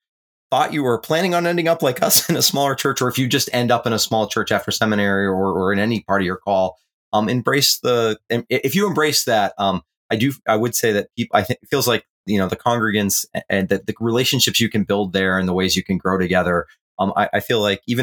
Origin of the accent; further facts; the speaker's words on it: Northern New England, United States; We grew up in Northern New England